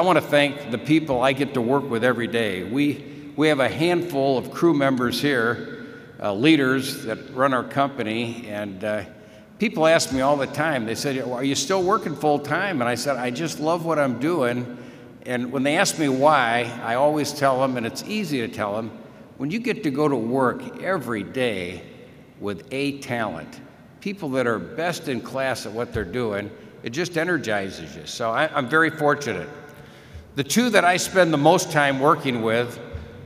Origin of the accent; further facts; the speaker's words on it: Indianapolis, Indiana, United States; my hometown, Indianapolis